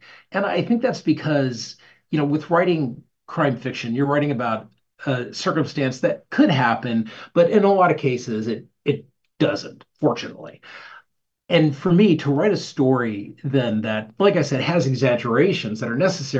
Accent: Arizona, United States; So I grew up in Arizona, and going back home is the best.

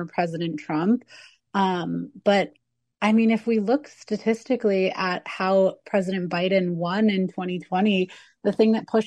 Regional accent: Arizona, United States; I'm from Arizona

